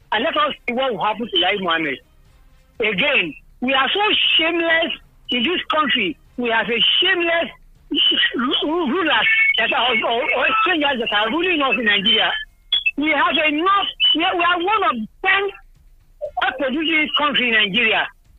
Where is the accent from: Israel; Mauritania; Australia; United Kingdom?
Israel; from Israel.